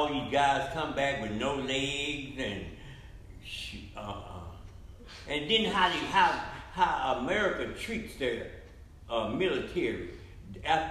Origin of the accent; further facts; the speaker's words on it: Waxahachie, Texas, United States; also born or lived in Hillsboro, Texas; My parents moved to Waxahachie. That's where I went to school and finished school.